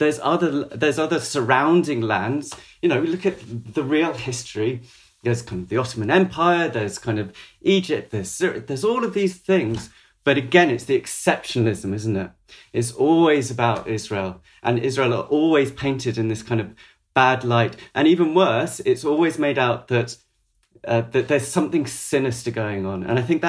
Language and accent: English; Maidenhead, South East England, United Kingdom; I want to make it really clear that I was brought up in Maidenhead.